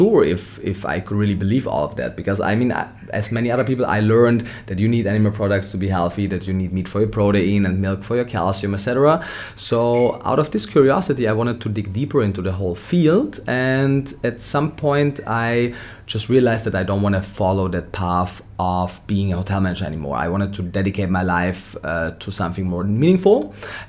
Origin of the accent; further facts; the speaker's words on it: Austria; also born or lived in Vienna; I was born and raised in Austria